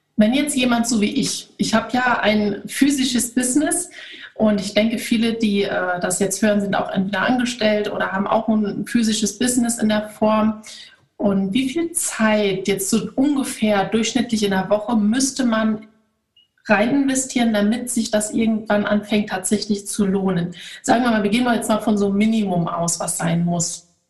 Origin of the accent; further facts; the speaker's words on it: Germany; bei uns in Deutschland